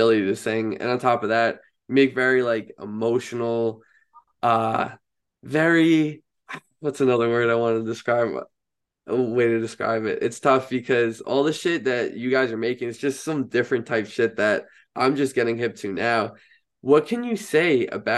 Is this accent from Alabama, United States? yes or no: no; Long Island, New York, United States; I'm also from Long Island